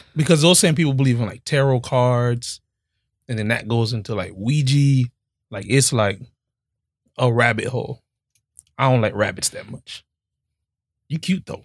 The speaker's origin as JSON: {"language": "English", "town": "Miami", "region": "Florida", "country": "United States", "tie": "born or raised there", "said": "Growing up in Miami is just different"}